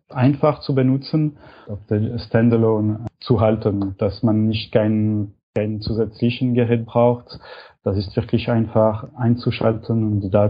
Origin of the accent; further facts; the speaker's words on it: Switzerland; Und für uns als Schweizer ist Kickstarter noch nicht zur Verfügung.